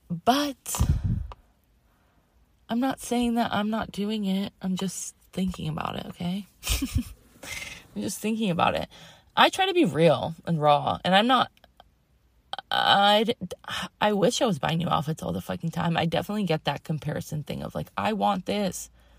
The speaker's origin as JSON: {"language": "English", "region": "Massachusetts", "country": "United States", "tie": "born or raised there", "also_born_or_lived": "Connecticut", "said": "And I grew up in Massachusetts and Connecticut, like as a little kid."}